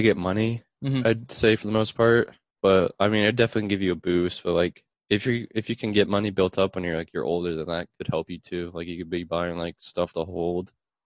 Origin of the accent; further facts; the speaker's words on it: Atlantic, Iowa, United States; in Atlantic. Born and raised, still currently living in Atlantic.